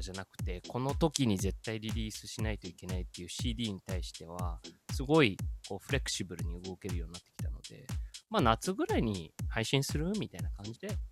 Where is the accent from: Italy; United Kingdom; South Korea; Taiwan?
Italy; now in Japan; イタリア生まれイタリア育ちで日本人として育ってきて